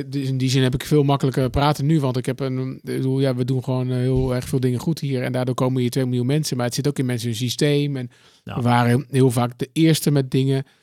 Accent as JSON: {"language": "Dutch", "town": "Austin", "region": "Texas", "country": "United States", "said": "dus ik kom dus uit Austin, uh, South West, En dan, ja. er zijn zoveel dingen die je kunt doen."}